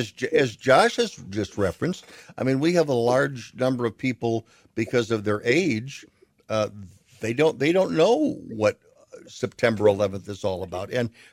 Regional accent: United States; So, but the one thing I have always felt is that as an American, I don't share the experience that everyone else has about where they were.

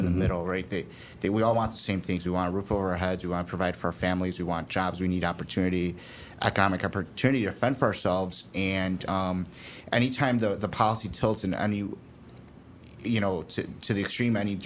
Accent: Chicago, Illinois, United States; born and raised in Chicago

